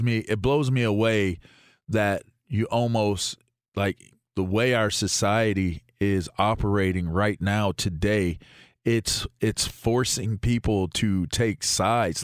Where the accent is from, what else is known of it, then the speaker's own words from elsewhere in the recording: Pittsburgh, Pennsylvania, United States; I'm an American from Pittsburgh